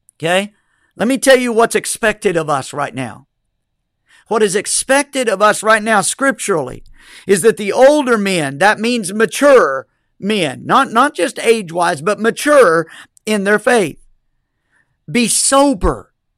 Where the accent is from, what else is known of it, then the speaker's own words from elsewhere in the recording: United States; as American citizens